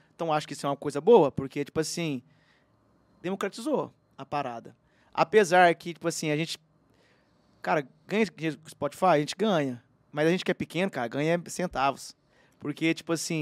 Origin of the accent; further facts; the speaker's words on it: Uberlândia, Minas Gerais, Brazil; eu nasci em Uberlândia, eu sou do Cerrado